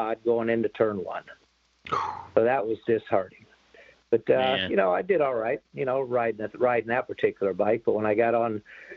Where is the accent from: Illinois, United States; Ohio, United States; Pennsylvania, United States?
Ohio, United States; Findlay; my hometown of Findlay.